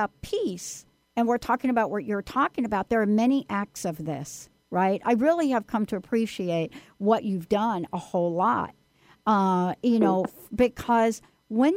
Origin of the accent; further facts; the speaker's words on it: New York, United States; I'm from New York